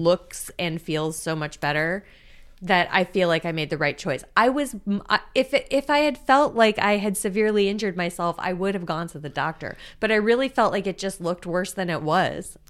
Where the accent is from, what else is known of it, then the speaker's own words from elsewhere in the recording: South Florida, United States; I grew up in South Florida.